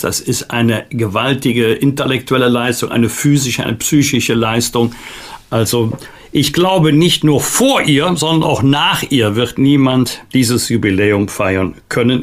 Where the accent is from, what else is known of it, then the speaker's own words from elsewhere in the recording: Bergisch Gladbach, North Rhine-Westphalia, Germany; in meiner Heimatstadt Bergisch Gladbach auch, beides im rheinisch-bergischen Kreis gelegen